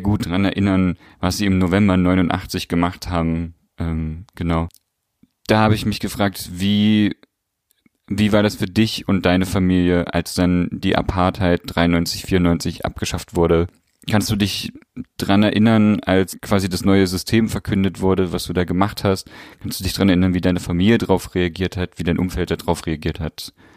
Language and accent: German; East Germany, Germany; ich komme ja aus Ostdeutschland